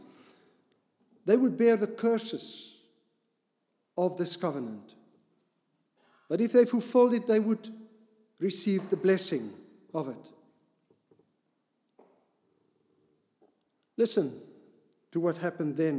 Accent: Cape Town, Western Cape, South Africa; I grew up in Cape Town area

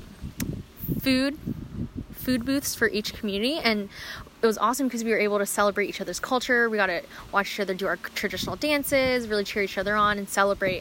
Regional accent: Orange County, California, United States; a huge Hispanic community because we're our close proximity to Mexico

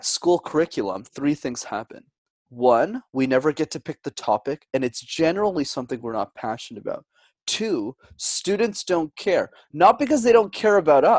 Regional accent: Montreal, Quebec, Canada; I was born and raised in Montreal up in Canada

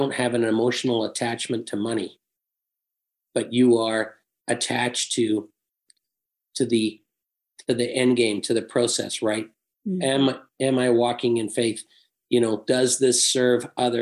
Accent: England, United Kingdom; moved away; I was born and raised in England

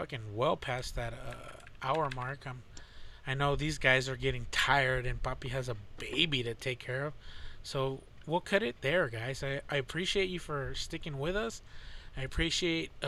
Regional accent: Texas, United States; we're from Texas

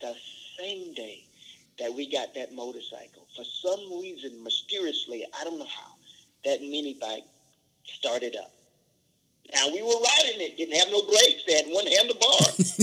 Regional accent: the South, United States; Again, we grew up in the South, and there were flies and mosquitoes

